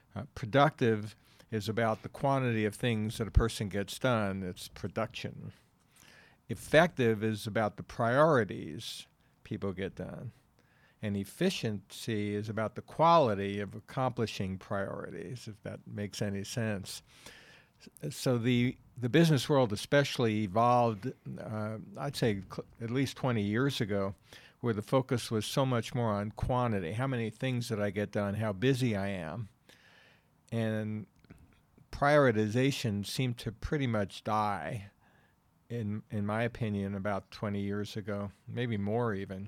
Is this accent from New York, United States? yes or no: yes; New York City, New York, United States; moved away as an adult; also born or lived in Wilkes-Barre, Pennsylvania; I'm from New York City, born and raised